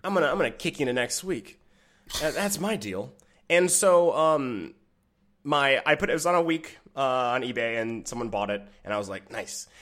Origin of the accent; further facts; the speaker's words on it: Michigan, United States; I'm from Michigan